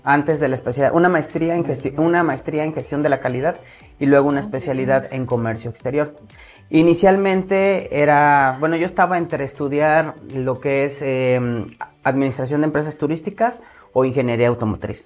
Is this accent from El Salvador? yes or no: no; Mexico; como buen mexicano